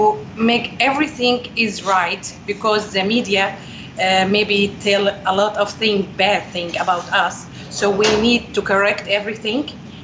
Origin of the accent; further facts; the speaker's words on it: Homs, Homs Governorate, Syria; English is a second language; moved away as an adult; now in United States; I'm from Syria.